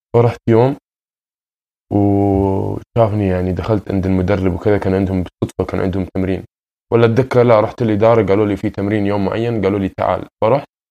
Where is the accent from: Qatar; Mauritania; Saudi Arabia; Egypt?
Qatar; Doha; moved away as an adult; also born or lived in Sudan (ancestry); now in Toronto, Canada; سوداني الاصل من مواليد آه، نعم. مدينة الدوحة